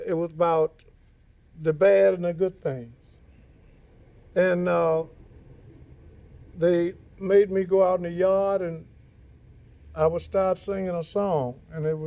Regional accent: Louisiana, United States; I'm from Louisiana. You know, we was raised, you had to cook.

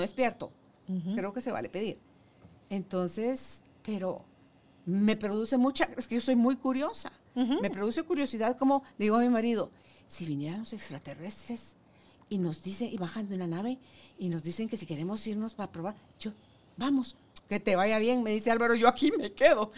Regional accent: Guatemala; Guatemala, somos un país divino

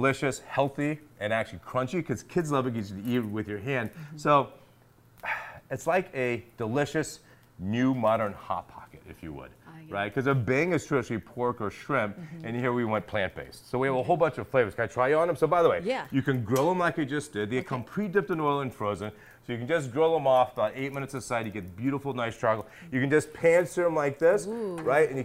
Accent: Massachusetts, United States; I'm from Massachusetts

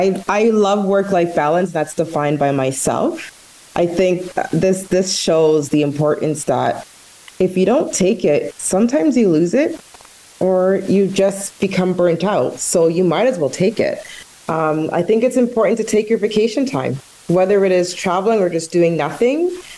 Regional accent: Canada; matter to the average Canadian how we are seen on a global landscape. We want to be competitive, right? Being Canadian is something to be proud of.

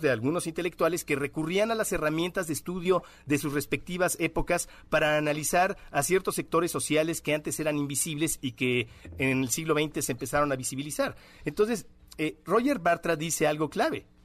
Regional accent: Mexico; Pensar que, no, hay, todos los mexicanos somos individuos, las mexicanas

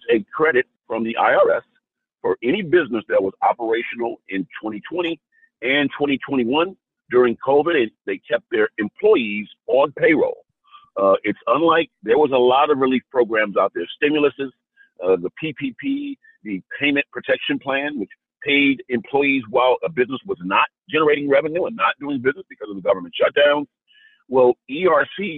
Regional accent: Compton, California, United States; I'm from Southern California, Los Angeles, born and raised in Compton

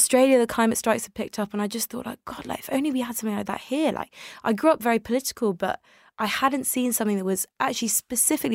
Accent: United Kingdom; English is a second language; also born or lived in Tel Aviv, Israel; I came to the UK when I was very young, I was a toddler. I didn't speak English at the time

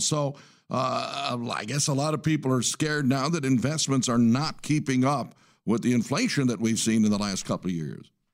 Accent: Detroit, Michigan, United States; I'm from the Detroit area

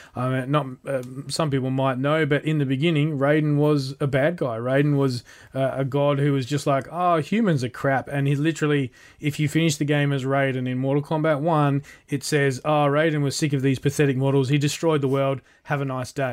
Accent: Australia; as an Australian

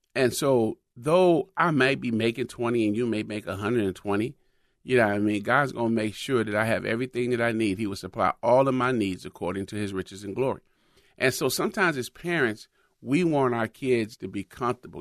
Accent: United States; I'm from America

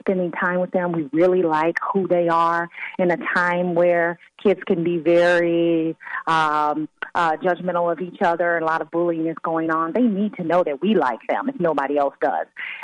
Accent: the South, United States; I'm from the South

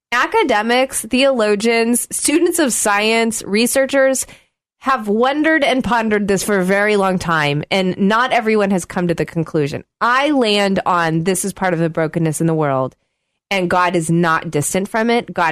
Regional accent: Oklahoma, United States; I grew up in Oklahoma

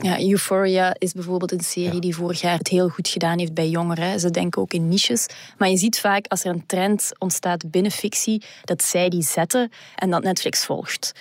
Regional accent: Flanders, Belgium; bij ons in Vlaanderen

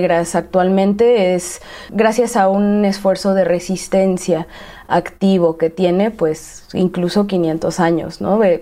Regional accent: Xalapa, Veracruz, Mexico; para mí como veracruzana pues no son relevantes porque no es mi experiencia de mexicanidad

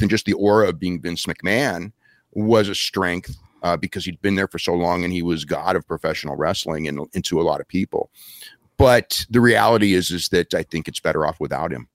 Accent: Wappingers Falls, New York, United States; I grew up in Poughkeepsie, you know, where you live, or Wappingers Falls, actually.

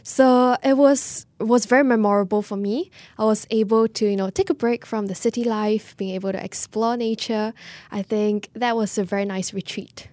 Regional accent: Singapore; being Singaporean

